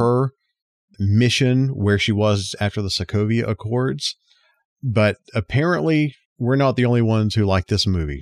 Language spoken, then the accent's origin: English; South Alabama, United States; I grew up down in South Alabama, right near Panama City Beach